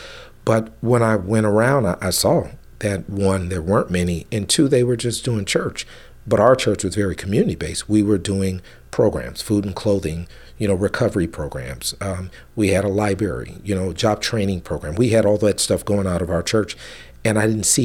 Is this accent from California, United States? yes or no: yes; San Francisco, California, United States; also born or lived in Fremont; I grew up in the Western Addition, Fillmore